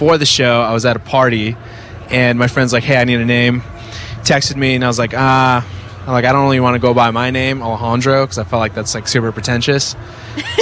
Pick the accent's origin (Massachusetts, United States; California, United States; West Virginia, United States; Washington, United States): California, United States; I'm from California